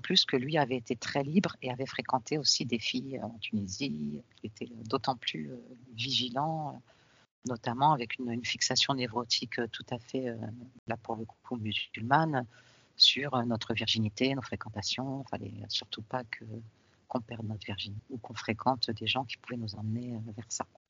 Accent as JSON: {"language": "French", "town": "Paris", "region": "Île-de-France", "country": "France", "tie": "born or raised there", "said": "je suis née en France, née à Paris au début des années 70"}